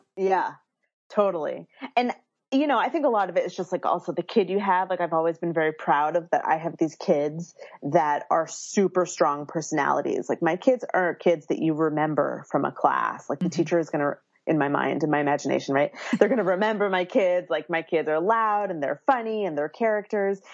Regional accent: Philadelphia, Pennsylvania, United States; now in Berkeley, United States; I live in Berkeley, California, um, but I was born and raised in Philadelphia, so I have that East Coastness that I bring with me here

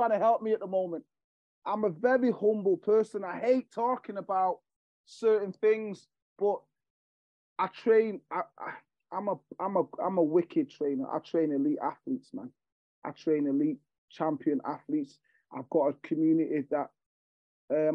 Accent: Jamaica; now in Manchester, United Kingdom; I'm from Jamaica. So I'm from an island that there's not much going on there

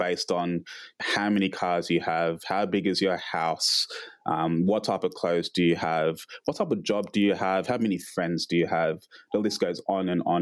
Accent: Canberra, Australian Capital Territory, Australia; I've been here 27 years. So, we grew up in Canberra.

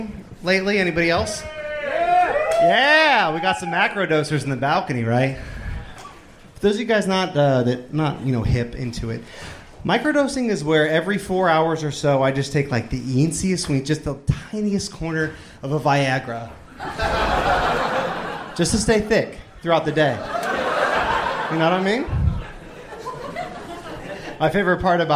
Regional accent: Akron, Ohio, United States; moved away as an adult; also born or lived in Texas; now in Austin, United States; I've kind of lived down here in Texas for like the last 10 years or so, but I'm originally from Akron, Ohio

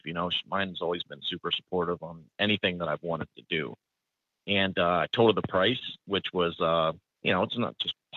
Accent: Youngstown, Ohio, United States; I'm from Youngstown, Ohio. Born and raised in Northeast Ohio. I actually bought a house a quarter mile where I grew up

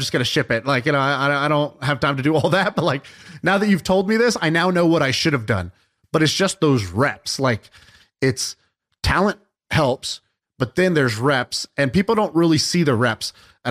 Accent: Houston, Texas, United States; I grew up in Houston

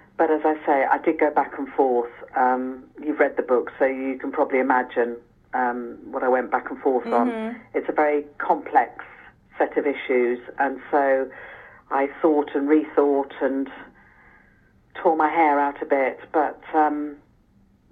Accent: England, United Kingdom; I'm English

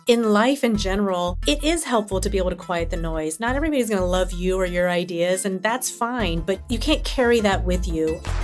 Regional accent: Atlanta, Georgia, United States; I grew up in Atlanta

